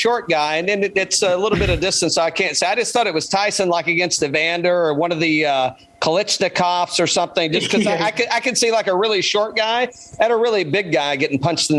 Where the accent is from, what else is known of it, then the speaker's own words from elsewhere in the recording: the American South, United States; accent: southern; also born or lived in Atlanta; you can't tell by my southern accent.